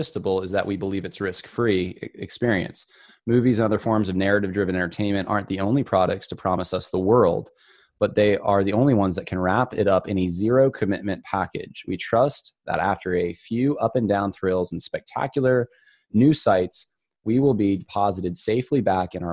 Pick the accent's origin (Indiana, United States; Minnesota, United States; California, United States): California, United States; Southern; moved away; I'm from Southern California originally